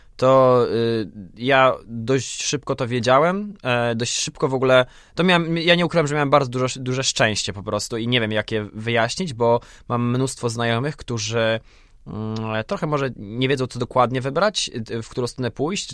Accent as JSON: {"language": "Polish", "town": "Wrocław", "region": "Lower Silesian Voivodeship", "country": "Poland", "said": "w Polsce, we Wrocławiu, skąd pochodzę"}